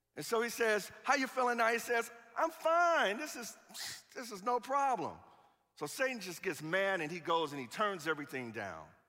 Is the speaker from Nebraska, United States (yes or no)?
no; Chicago, Illinois, United States; I'm from Chicago.